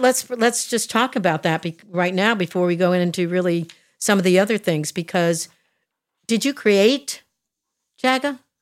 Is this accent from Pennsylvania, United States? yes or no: yes; outside of Philadelphia, Pennsylvania, United States; moved away; I was raised outside of Philadelphia